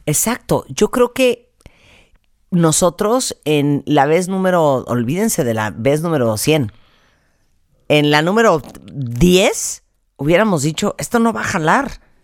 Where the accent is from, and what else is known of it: Mexico